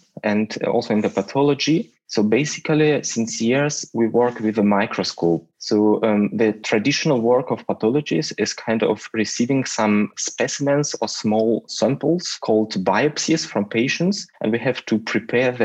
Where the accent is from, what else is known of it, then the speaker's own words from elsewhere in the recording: Russia; moved away; And I come from Russia